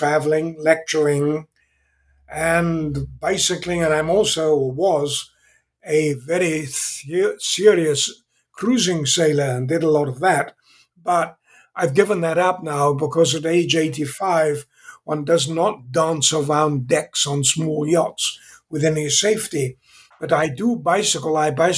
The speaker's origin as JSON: {"language": "English", "region": "England", "country": "United Kingdom", "tie": "born or raised there", "also_born_or_lived": "Zambia", "accent": "British", "moved": "as an adult", "lives_now": "California, United States", "said": "I was born in England. I still have somewhat of a British accent, although I've been in California for 55 years"}